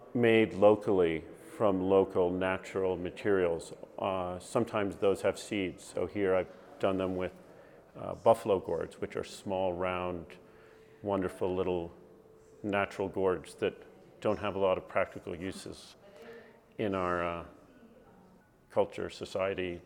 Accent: northwestern Connecticut, United States; born or raised there; also born or lived in New York City, New York

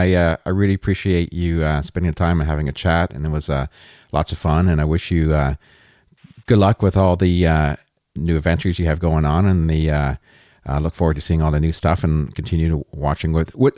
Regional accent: Canada; I'm Canadian. I'm up here in Canada.

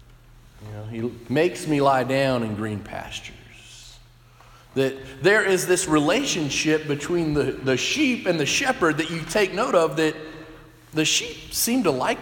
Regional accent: Texas, United States; moved away; Growing up in Texas, some of those stereotypes are true that you hear of Texans. I grew up in a city of about 1 million people

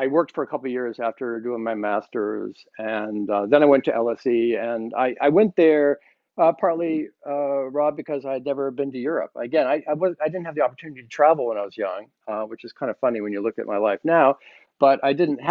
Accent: Wellesley, Massachusetts, United States; I grew up very close to you, in Wellesley, Massachusetts

